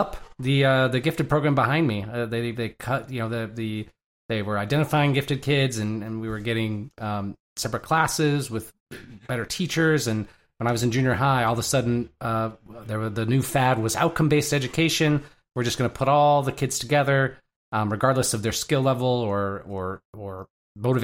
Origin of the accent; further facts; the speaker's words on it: Michigan, United States; I grew up in Michigan